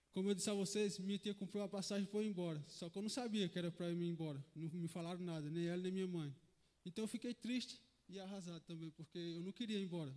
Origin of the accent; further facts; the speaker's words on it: Santana do Ipanema, Alagoas, Brazil; now in São Paulo, Brazil; eu vim de Santana de Ipanema, Alagoas, é a minha cidade